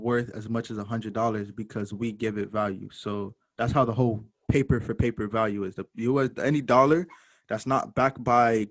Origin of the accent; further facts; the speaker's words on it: Jamaica; I'm Jamaican too